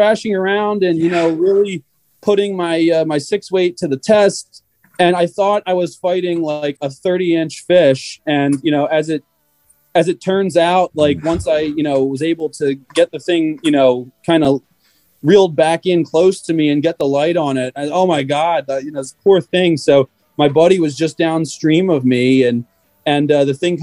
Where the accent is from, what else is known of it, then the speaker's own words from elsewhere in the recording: suburb of Camden, New Jersey, United States; now in central Pennsylvania, United States; I grew up in Jersey